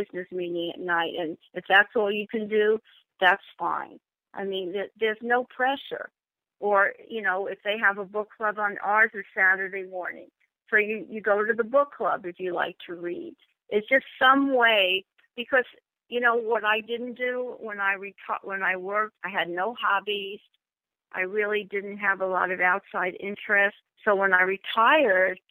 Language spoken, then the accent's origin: English; New York, United States; also born or lived in Los Angeles / Temecula; now in Riverside, United States; I moved from California, from New York to L.A.